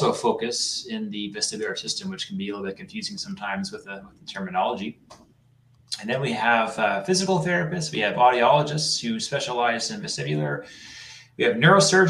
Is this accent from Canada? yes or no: yes; Canada; moved away as an adult; also born or lived in New Hampshire / North Carolina / Toronto; now in Massachusetts, United States; So I'm a Canadian, but I did a lot of my work in the United States.